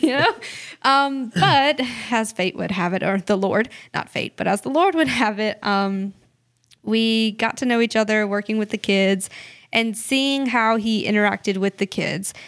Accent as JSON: {"language": "English", "town": "Clinton", "region": "South Carolina", "country": "United States", "tie": "born or raised there", "also_born_or_lived": "Haiti", "said": "we are from Clinton, South Carolina, um, which is a small thirty minute drive."}